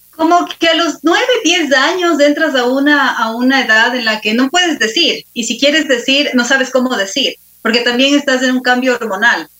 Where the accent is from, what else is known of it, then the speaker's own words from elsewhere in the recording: Quito, Pichincha, Ecuador; soy ecuatoriana, quiteña, de cepa